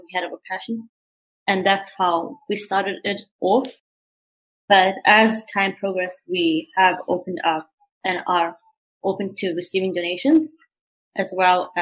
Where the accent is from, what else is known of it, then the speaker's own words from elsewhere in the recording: Montreal, Quebec, Canada; also born or lived in South Africa; I'm a proud Canadian from Montreal, Quebec. However, I was born in South Africa